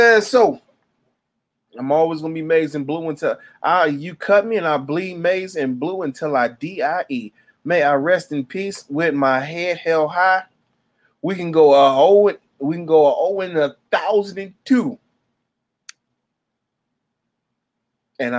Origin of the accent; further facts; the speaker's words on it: Michigan, United States; I'm from Michigan